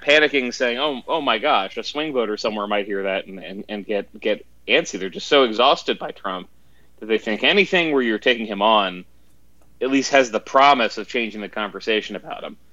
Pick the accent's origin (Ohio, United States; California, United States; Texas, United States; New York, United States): New York, United States; I'm from New York